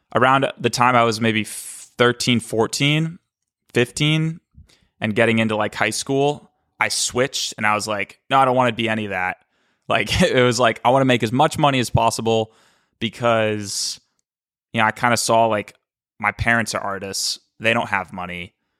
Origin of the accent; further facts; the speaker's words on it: Cape Cod, Massachusetts, United States; also born or lived in Boston; I was born in Boston. And when I was five, my dad moved us to Cape Cod